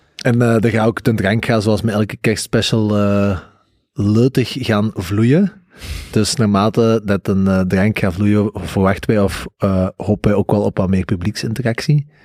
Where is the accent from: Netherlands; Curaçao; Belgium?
Belgium; Flanders; als Vlaming